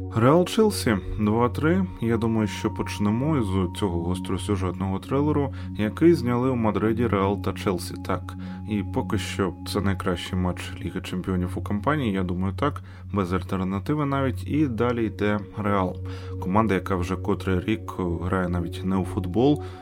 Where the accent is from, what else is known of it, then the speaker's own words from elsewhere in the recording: Ukraine; ми з України.